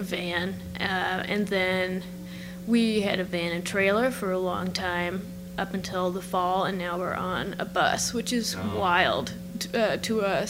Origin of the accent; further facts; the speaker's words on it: Cape Breton, Nova Scotia, Canada; I'm from Cape Breton